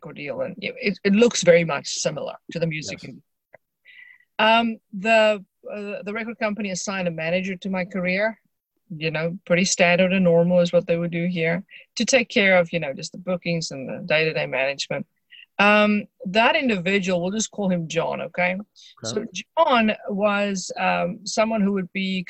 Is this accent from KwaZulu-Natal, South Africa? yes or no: no; Johannesburg, Gauteng, South Africa; I grew up in just outside Johannesburg, South Africa